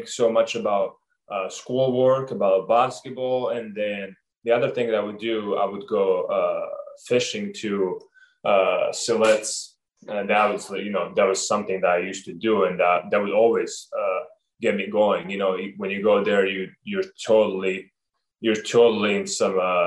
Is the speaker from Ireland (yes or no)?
no; Montenegro; moved away; also born or lived in Oregon; growing up in Montenegro, I got to learn a lot of that from my parents and my cousins and my friends